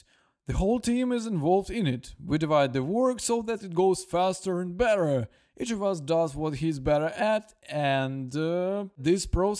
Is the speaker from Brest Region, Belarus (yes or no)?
yes; Brest, Brest Region, Belarus; now in Minsk, Belarus; And I also wanted to move to Minsk. I'm from Brest.